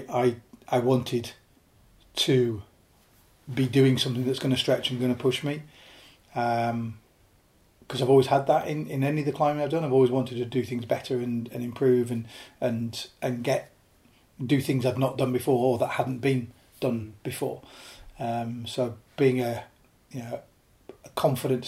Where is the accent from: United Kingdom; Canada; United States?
United Kingdom; Lake District, North West England; also born or lived in Yorkshire; I was born in Yorkshire, grew up in the Lake District